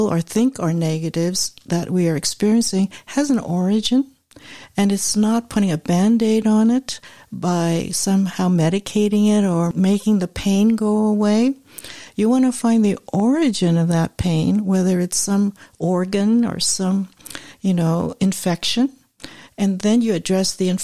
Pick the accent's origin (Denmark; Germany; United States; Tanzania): United States; San Francisco Bay Area, California; I'm from the Bay Area